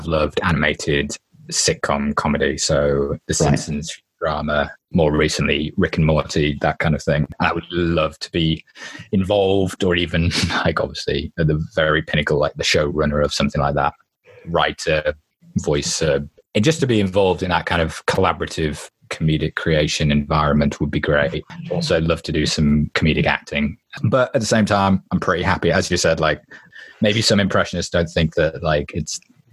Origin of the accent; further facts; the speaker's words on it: England, United Kingdom; being English